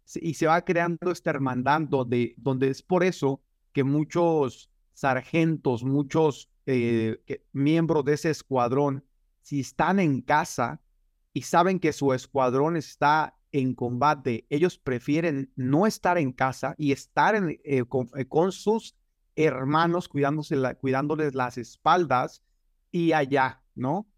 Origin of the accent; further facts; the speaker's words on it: Michoacán, Mexico; now in United States; yo soy de un pueblo muy pequeño en Michoacán, se llama, eh, bueno, Chaparaca